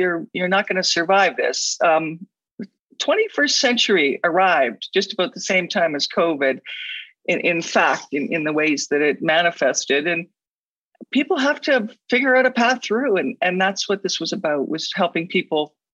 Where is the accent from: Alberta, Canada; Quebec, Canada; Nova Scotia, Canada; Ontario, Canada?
Alberta, Canada; I come from Alberta where there are lots of dinosaur